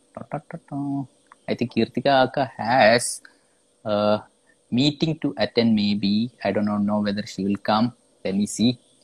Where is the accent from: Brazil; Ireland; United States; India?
India; Kerala; I am from Kerala.